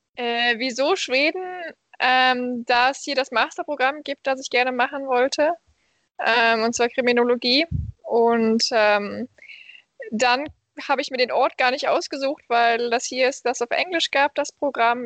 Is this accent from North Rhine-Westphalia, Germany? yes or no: yes; Krefeld, North Rhine-Westphalia, Germany; moved away as an adult; now in Malmö, Sweden; meiner Heimatstadt Krefeldner